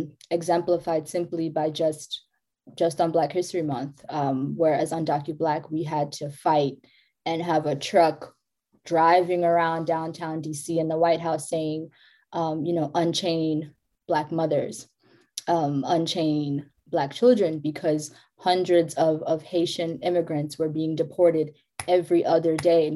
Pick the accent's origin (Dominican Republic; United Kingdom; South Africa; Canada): South Africa; South Africa.